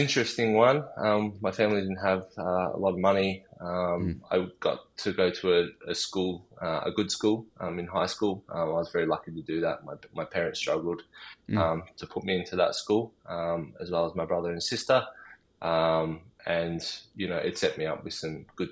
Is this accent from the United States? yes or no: no; Melbourne, Victoria, Australia; I grew up in the northern suburbs of Melbourne.